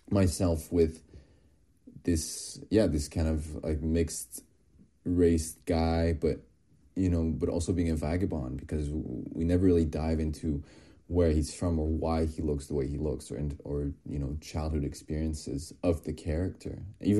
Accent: France; I was born and raised in France, you know, in a smaller town in the Alps.

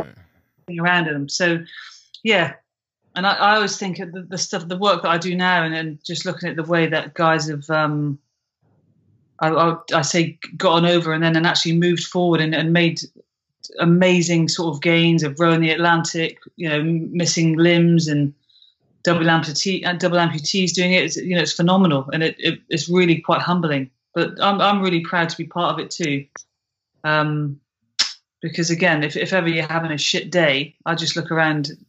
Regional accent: United Kingdom; I'm British

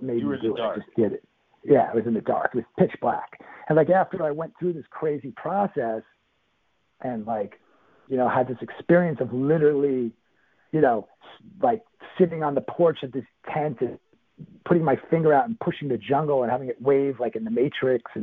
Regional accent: New York, United States; I'm a New Yorker.

